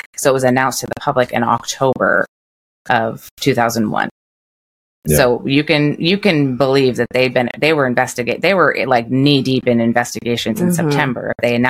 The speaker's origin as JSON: {"language": "English", "country": "United States", "said": "And we, as Americans"}